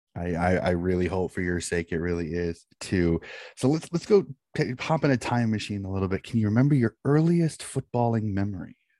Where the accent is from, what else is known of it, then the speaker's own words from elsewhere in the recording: United States; being an American